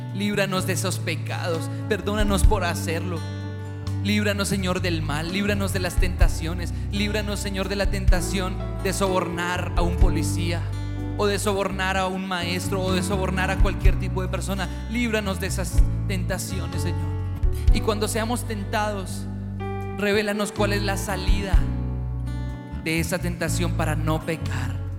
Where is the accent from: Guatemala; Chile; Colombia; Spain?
Colombia; nosotros como colombianos somos gente alegre